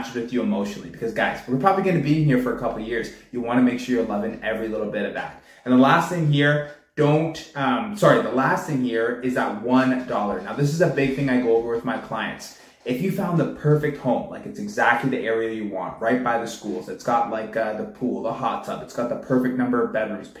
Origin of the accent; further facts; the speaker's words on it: Pickering, Ontario, Canada; also born or lived in Whitby; I've been born and raised in the Durham region. Born out in Pickering, I'm out in Whitby now